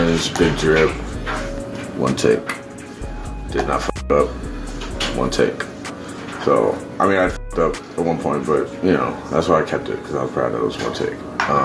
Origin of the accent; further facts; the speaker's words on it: Charlotte, North Carolina, United States; also born or lived in Long Island, New York; I say I'm from Charlotte, North Carolina, but I was born in Long Island. But I moved here, I was raised here.